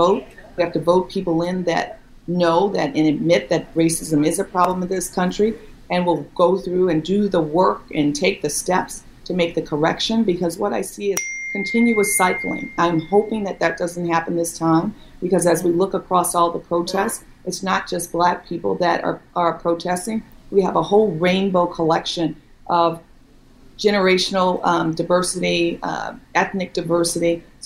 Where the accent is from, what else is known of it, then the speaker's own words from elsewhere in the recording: New Orleans, Louisiana, United States; I'm from New Orleans and the daughter of a teacher